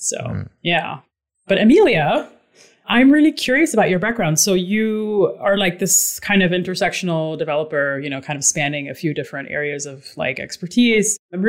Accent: Dubai, United Arab Emirates; moved away as an adult; also born or lived in New York City / Boston; now in Berkshires, United States; But yeah, I was born in New York City, moved to Dubai when I was a child, lived there for like 17 years, came back for college, like in the Boston area, have lived there since, and just recently moved out of the Boston area and into the Berkshires.

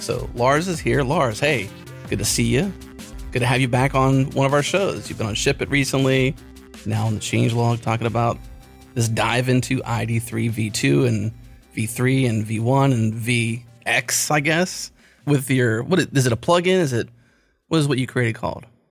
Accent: United States; I'm American

